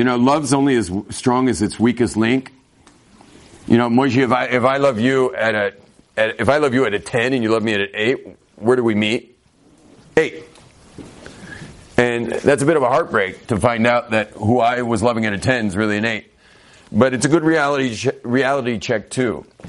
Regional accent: California, United States; but I'm Californian, man. Like, we just say it all.

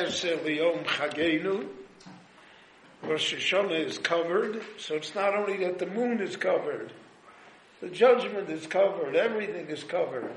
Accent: United States; now in Jerusalem, Israel; I was born in the United States of America

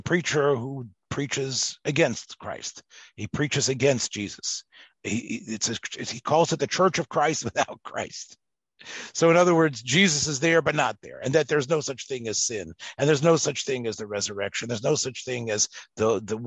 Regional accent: Memphis, Tennessee, United States; I was raised in Memphis, Tennessee

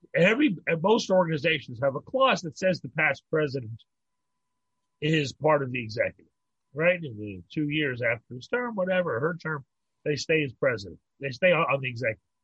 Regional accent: Pittsburgh, Pennsylvania, United States; moved away as an adult; also born or lived in New York; now in Montreal, Canada; I grew up in Pittsburgh, I, and I lived in New York

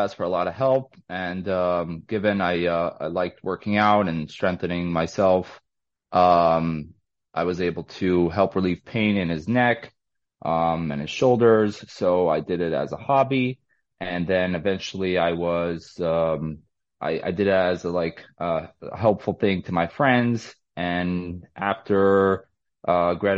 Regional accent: New York City, New York, United States; I was born and raised in Brooklyn, New York.

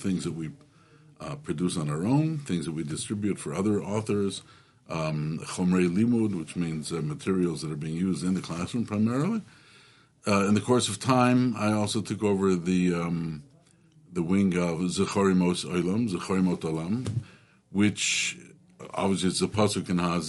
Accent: Toronto, Ontario, Canada; moved away as an adult; now in Brooklyn, United States; So, first of all, I'm Canadian. I'm from Toronto.

